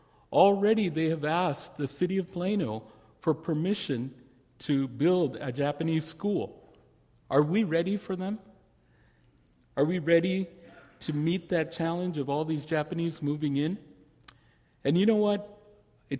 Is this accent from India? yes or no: yes; India; now in Dallas, United States; me as an Indian